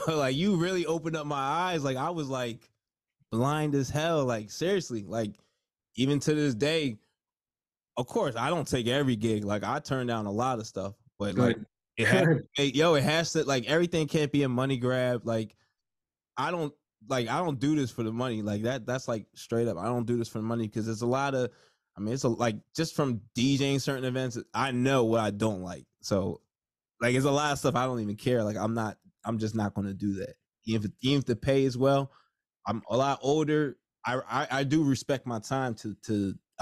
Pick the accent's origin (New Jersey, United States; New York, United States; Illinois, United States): New Jersey, United States; I'm from Jersey